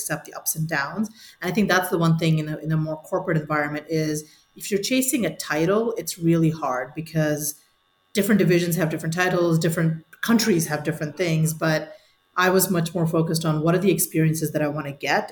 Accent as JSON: {"language": "English", "country": "India", "tie": "born or raised there", "also_born_or_lived": "Singapore / New Jersey / Chicago / Munich", "moved": "yes", "said": "I was born in India"}